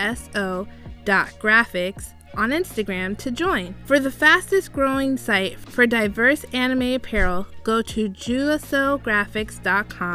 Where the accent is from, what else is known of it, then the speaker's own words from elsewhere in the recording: Jamaica; because I'm Jamaican, I eat Easter bun